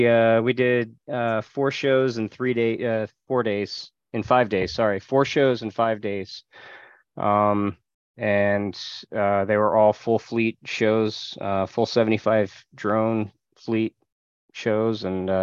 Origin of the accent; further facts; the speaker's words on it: Hellertown, Pennsylvania, United States; here in my hometown in Hellertown, PA